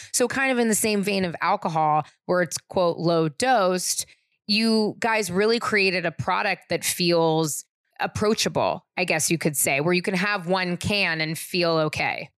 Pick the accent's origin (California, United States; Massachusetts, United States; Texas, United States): California, United States; San Francisco; I'm from San Francisco